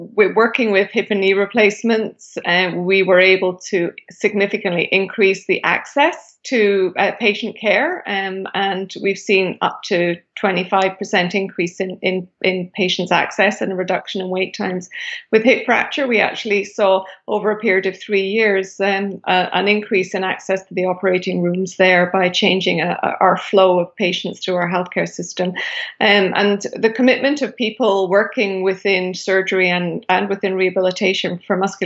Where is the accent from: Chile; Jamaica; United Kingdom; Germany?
United Kingdom; moved away as an adult; now in Canada; I am originally from Britain